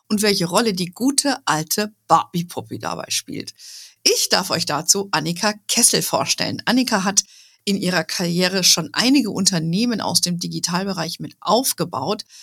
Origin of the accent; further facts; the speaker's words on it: Germany; ich bin Deutsche, geborene Deutsche.